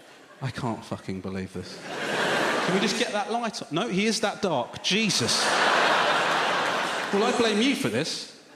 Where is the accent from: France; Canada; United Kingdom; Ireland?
United Kingdom; England; My mum and dad both so worried about me growing up in this country